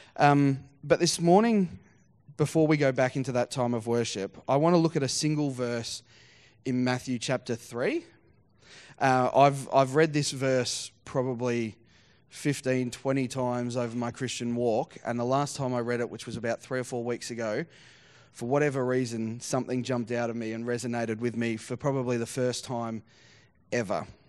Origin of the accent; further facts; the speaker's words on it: Geelong, Victoria, Australia; also born or lived in Surf Coast, Victoria; I grew up down in Geelong and, uh, and then rural down the surf coast.